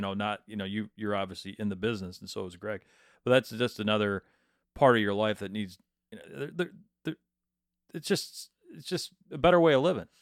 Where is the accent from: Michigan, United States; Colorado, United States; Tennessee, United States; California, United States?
Michigan, United States; Midland; I'm from Midland